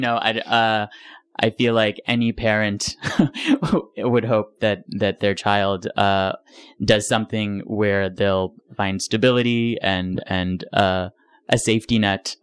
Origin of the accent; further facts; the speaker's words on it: Rochester, New York, United States; I was born and raised in Rochester, New York